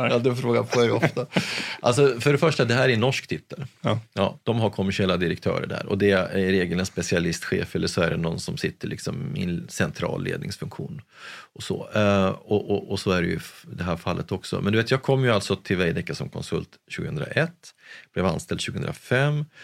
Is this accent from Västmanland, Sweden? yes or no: no; Gävle, Gävleborg County, Sweden; Jag är från Gävle, född och uppvuxen